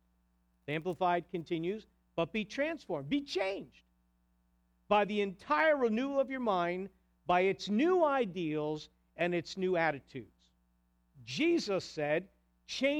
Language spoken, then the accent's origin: English; New Jersey, United States; moved away; also born or lived in New York; I'm from New Jersey